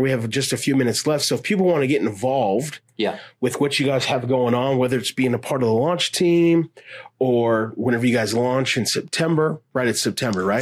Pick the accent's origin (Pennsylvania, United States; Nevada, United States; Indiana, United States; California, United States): Nevada, United States; Las Vegas; I grew up here in Las Vegas